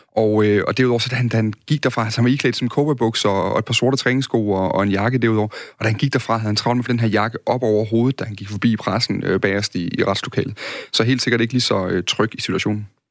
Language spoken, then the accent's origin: Danish; Midtfyn, Southern Denmark, Denmark; der hvor jeg kommer fra på Midtfyn